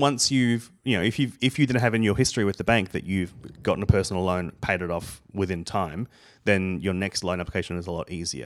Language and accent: English; Australia; moved away as an adult; now in United States; I come from Australia